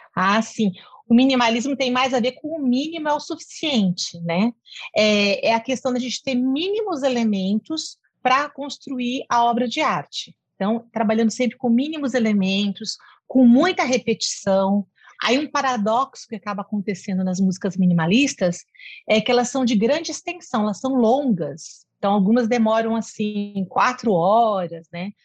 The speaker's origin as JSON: {"language": "Portuguese", "region": "São Paulo", "country": "Brazil", "tie": "born or raised there", "moved": "as an adult", "lives_now": "Cuiabá, Brazil", "said": "Eu nasci em São Paulo, capital, é, fiz toda a minha formação né, na capital, em São Paulo, tudo, trabalhava lá"}